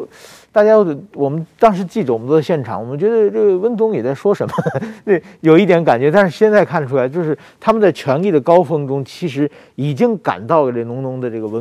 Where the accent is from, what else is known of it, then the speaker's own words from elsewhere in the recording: China; moved away; 我我小的时候在中国接受教育的时候